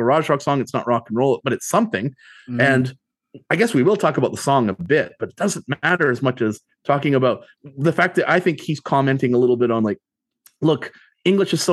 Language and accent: English; Canada; we grew up in Canada and we still live in Canada